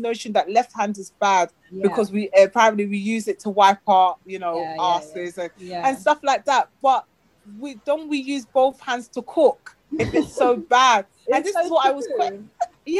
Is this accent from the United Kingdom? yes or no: yes; United Kingdom; accent: British; moved away as an adult; now in Ghana; I have a British accent